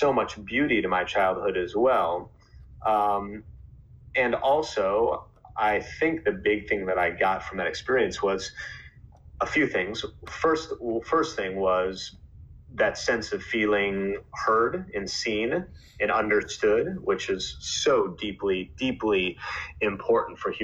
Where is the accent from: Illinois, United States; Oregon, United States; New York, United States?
Illinois, United States; Chicago; I grew up in Chicago